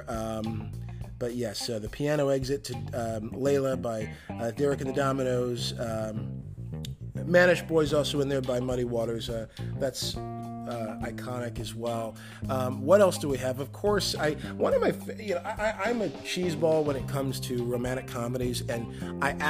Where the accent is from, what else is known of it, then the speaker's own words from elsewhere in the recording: Detroit, Michigan, United States; being from Detroit, you know, when they say, you know, born and raised in South Detroit, there is no South Detroit. We call it downriver